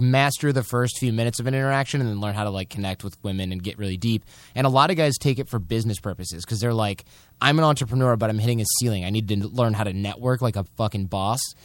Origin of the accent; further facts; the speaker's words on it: Michigan, United States; from Michigan, we're basically Canadians with shitty healthcare.